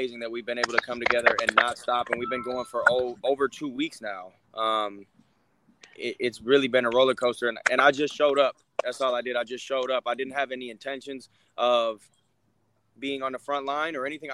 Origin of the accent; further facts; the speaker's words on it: Minneapolis, Minnesota, United States; I'm from Minneapolis. I'm from 37th and 4th